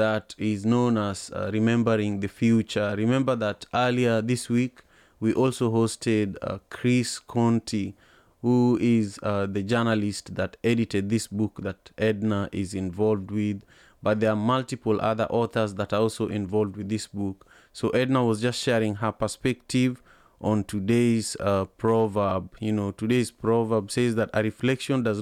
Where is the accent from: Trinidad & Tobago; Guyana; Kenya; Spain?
Kenya; Kisumu, Kisumu County; I was born and raised in Kisumu.